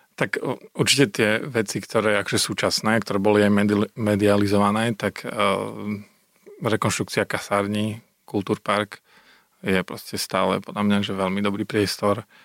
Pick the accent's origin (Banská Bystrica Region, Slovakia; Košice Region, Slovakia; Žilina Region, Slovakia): Košice Region, Slovakia; Michalovce; moved away as an adult; now in Košice, Slovakia; My sme vyrastali spolu v Michalciach